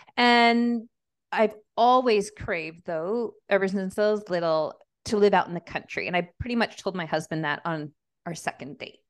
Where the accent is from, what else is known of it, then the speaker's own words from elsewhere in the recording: Montreal, Quebec, Canada; also born or lived in Calgary, Alberta / Peru (mother's origin); now in Nelson, Canada; I grew up in Montreal